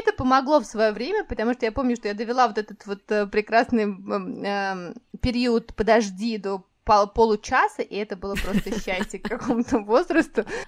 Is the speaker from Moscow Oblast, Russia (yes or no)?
yes; Moscow Oblast, Russia; moved away as an adult; моё детство прошло в Подмосковье